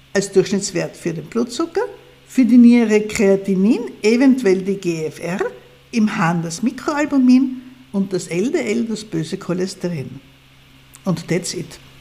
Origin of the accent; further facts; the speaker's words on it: Austria; zumindest bei uns hier in Österreich